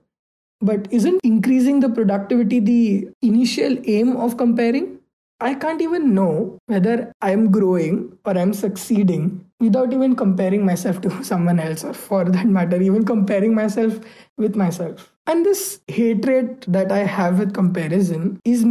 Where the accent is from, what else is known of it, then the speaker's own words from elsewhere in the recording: India; being an Indian